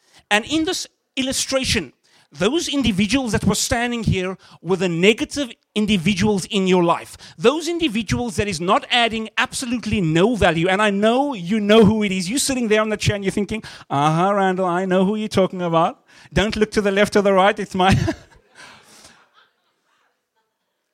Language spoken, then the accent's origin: English; Cape Town, Western Cape, South Africa; moved away as an adult; now in Canada; I'm from South Africa, from Cape Town specifically. And I remember coming to Canada 4 years ago